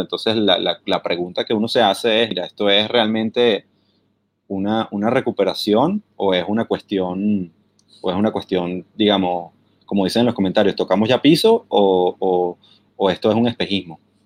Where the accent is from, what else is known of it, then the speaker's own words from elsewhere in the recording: Venezuela; now in London, United Kingdom; soy venezolano